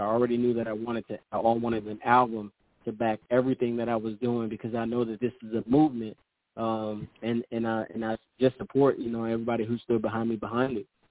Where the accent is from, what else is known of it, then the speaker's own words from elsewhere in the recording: Sacramento, California, United States; moved away; I'm from originally from California, Sacramento